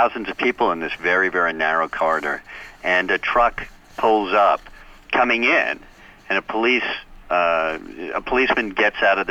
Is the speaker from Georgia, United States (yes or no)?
no; New York, United States; I'm from New York